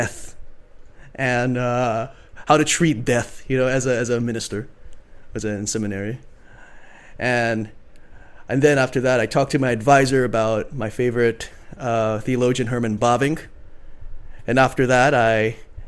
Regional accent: Jakarta, Indonesia; moved away; I grew up in one place for most of my life, Jakarta, Indonesia

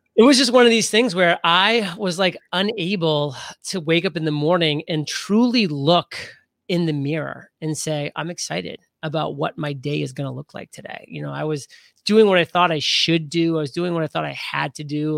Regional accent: Maine, United States; moved away as an adult; also born or lived in Rhode Island; I grew up in Maine. That was where I spent the first eighteen years of my life.

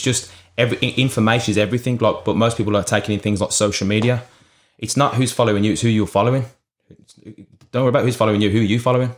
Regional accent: Birmingham, West Midlands, United Kingdom; I'm actually from Birmingham, U K.

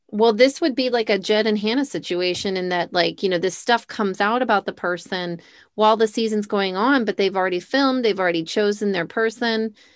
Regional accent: United States; growing up in America

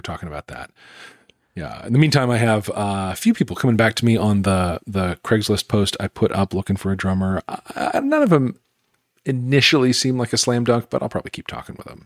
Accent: Greensboro, North Carolina, United States; in Greensboro, my hometown

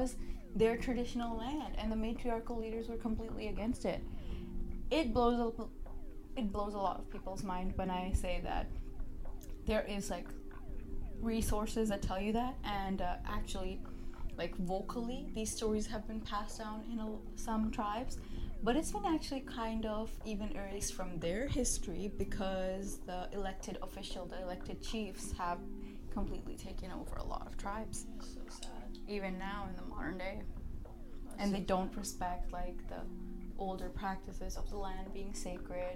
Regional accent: India; now in Canada; we consider as Indian people

